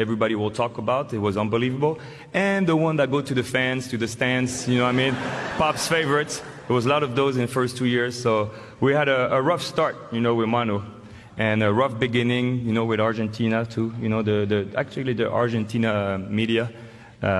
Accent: France; accent: French; moved away; my French accent

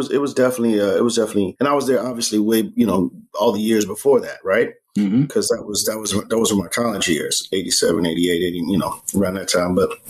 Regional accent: South Carolina, United States; I was born in South Carolina myself

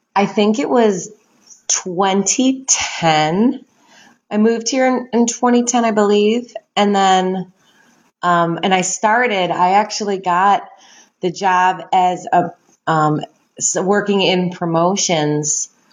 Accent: Chicago, Illinois, United States; I am from the south side of Chicago

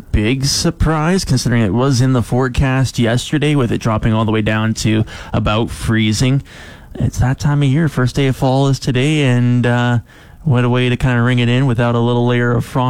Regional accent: Calgary, Alberta, Canada; me growing up in the Calgary area, where you had over a million people and businesses.

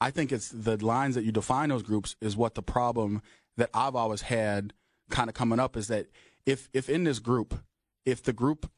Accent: North Dakota, United States; when I grew up in North Dakota, I grew up in a place that we call the welfare square.

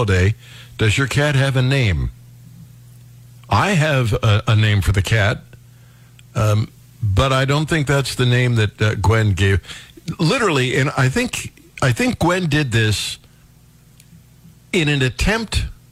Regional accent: Cleveland, Ohio, United States; That house is in my hometown. It's in Cleveland

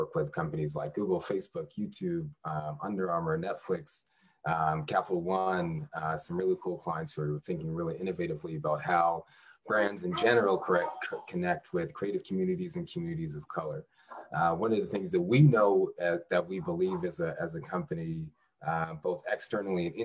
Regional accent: Canada; now in Washington, D.C., United States; I'm actually Canadian born, strangely enough. I ended up in the district about 10 years ago.

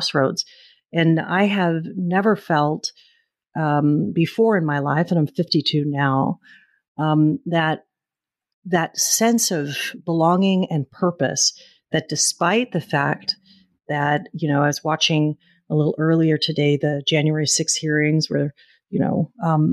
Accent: Oakland, California, United States; it is in my hometown, Oakland, and in California

